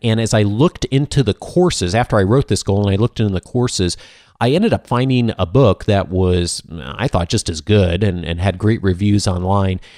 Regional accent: Midwest, United States; I grew up in the Midwest

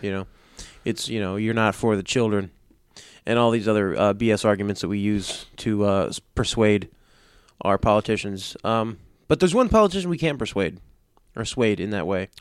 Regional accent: United States; I'm an American.

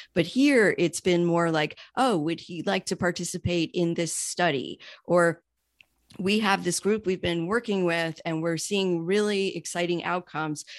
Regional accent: New York, United States; also born or lived in Miami; now in Pittsburgh, United States; I'm originally from New York and actually relocated here from Miami

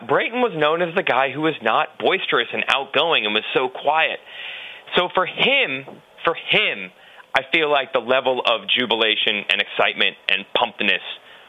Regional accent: Florida, United States; moved away; I am currently in Daytona.

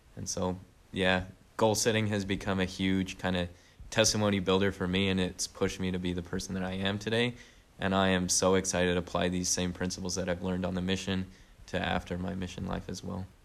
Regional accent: St. George, Utah, United States; moved away as an adult; now in Dayton, United States; I'm originally from Saint George, Utah, been there basically my whole life

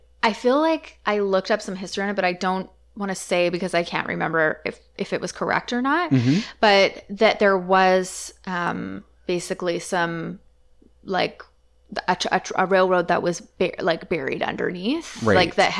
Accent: Comox, British Columbia, Canada; also born or lived in Delta; so I grew up in Comox.

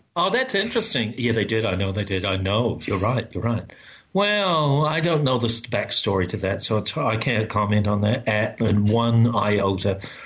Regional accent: New Zealand; for me as a New Zealander

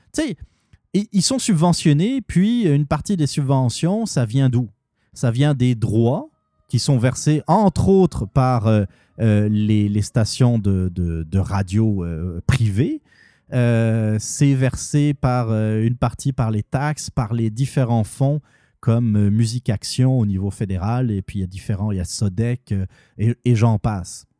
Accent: Canada; en tant que Canadien

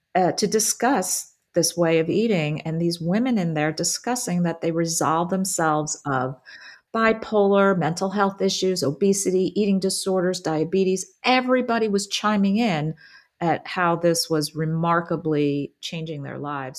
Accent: New Jersey, United States; also born or lived in Philadelphia; I grew up in New Jersey and pretty much lived there my entire life.

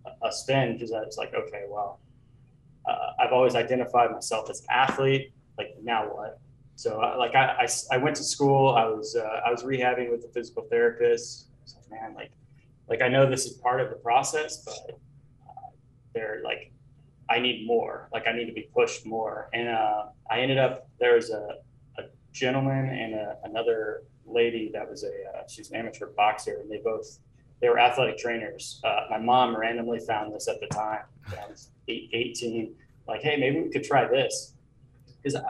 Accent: Southeast Kansas, United States; moved away; also born or lived in Atlanta; I grew up in Southeast Kansas, suburbs, but close to Canton, about 45 minutes south of Kansas City.

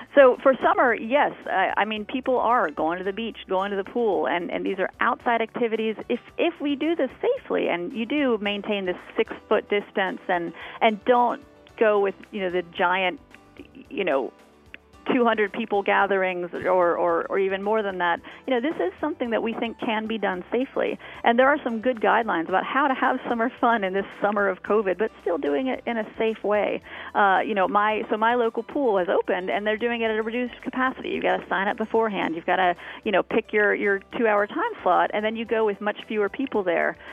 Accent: Florida, United States; moved away; I grew up in Florida

